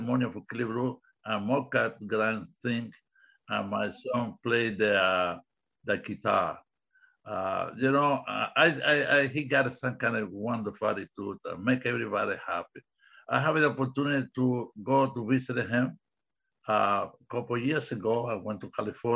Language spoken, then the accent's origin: English; Cuba; English is a second language; moved away; In the 50s, I grew up in Cuba.